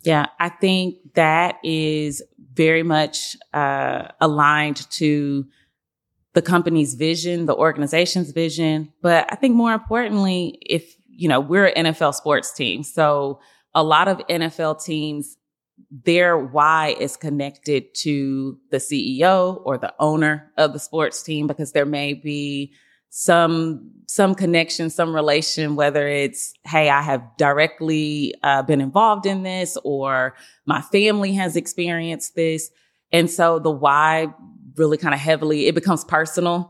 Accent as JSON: {"language": "English", "town": "Nashville", "region": "Tennessee", "country": "United States", "tie": "born or raised there", "said": "So I grew up in South Nashville in the Woodbine area"}